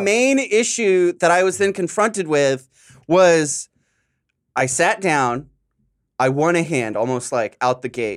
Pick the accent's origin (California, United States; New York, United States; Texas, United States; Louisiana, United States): California, United States; San Diego; now in Los Angeles, United States; I'm from SoCal